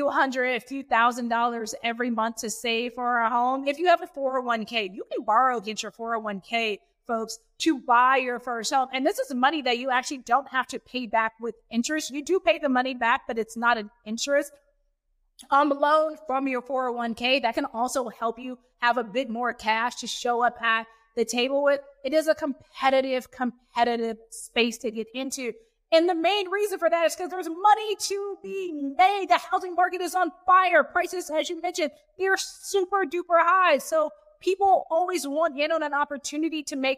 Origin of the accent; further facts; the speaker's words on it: Houston, Texas, United States; moved away as an adult; also born or lived in New York City / London / Syracuse; I'm from Houston, born and raised